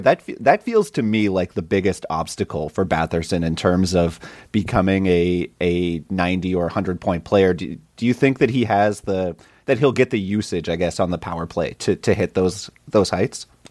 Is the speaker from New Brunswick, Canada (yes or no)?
yes; Saint John, New Brunswick, Canada; my hometown, Saint John's Sea Dogs